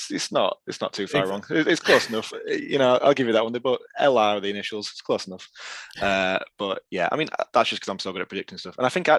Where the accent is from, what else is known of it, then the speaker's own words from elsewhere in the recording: Yorkshire and the Humber, United Kingdom; It's the Yorkshire lad starting again tonight.